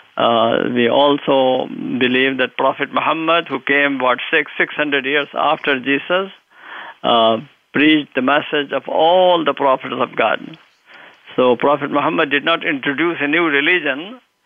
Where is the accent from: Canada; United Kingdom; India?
India; moved away as an adult; also born or lived in Lucknow / Medina, Saudi Arabia; now in United States; I grew up in India. I had my early education there.